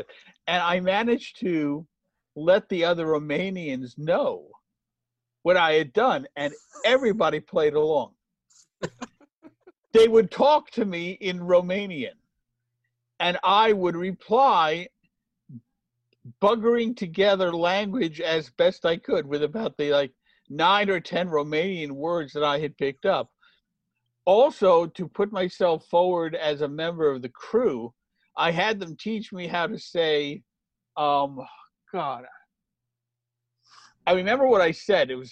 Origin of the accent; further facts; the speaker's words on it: United States; I, as an American writer